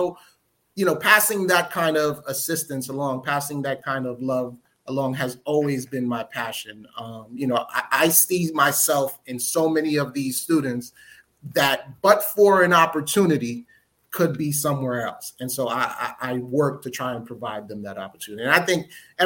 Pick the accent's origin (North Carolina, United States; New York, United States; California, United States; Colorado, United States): New York, United States; New York City; also born or lived in Newark, New Jersey; I was born and raised in Newark, New Jersey, but I grew up in New York, in Brooklyn, New York.